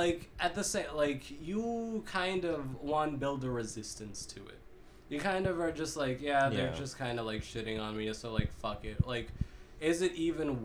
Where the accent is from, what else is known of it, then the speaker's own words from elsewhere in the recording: Kentucky, United States; also born or lived in Manila, Philippines / Lexington, Kentucky; we moved to from the Philippines to rural eastern Kentucky